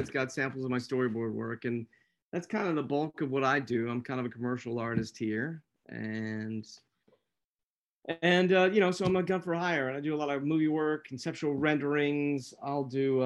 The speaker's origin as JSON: {"language": "English", "town": "Pensacola", "region": "Florida", "country": "United States", "tie": "born or raised there", "said": "my hometown of Pensacola, where I am at this moment"}